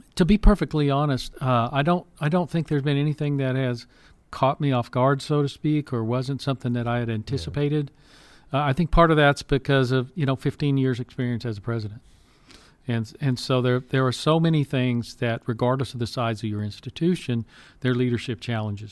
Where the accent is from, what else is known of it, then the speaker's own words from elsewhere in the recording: Pasadena, Texas, United States; I grew up in Pas- South Houston, Pasadena